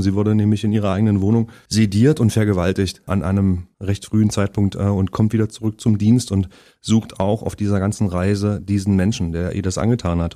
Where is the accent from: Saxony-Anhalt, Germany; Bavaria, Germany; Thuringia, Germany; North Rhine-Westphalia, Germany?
Saxony-Anhalt, Germany; Halle; now in Berlin, Germany; Also bin ich sehr lange und sehr behütet im Osten aufgewachsen in Sachsen-Anhalt